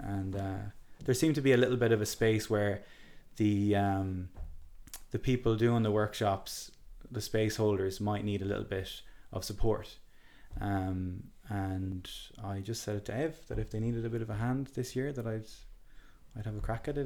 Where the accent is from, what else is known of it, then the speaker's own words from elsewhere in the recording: Galway, Connacht, Ireland; I was raised in in Key Street and Galway City